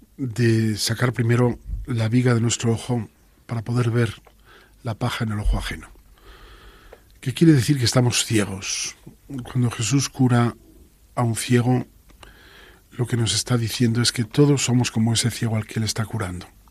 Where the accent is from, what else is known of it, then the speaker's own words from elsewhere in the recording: Asturias, Spain; Yo vengo de Asturias